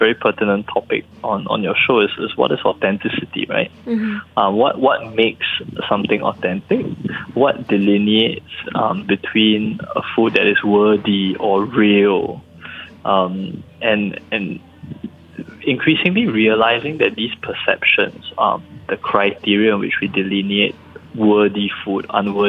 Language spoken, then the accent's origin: English; Singapore; I'm Singaporean